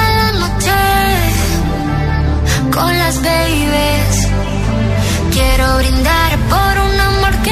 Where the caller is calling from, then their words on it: Pravia, Asturias, Spain; de, Pravia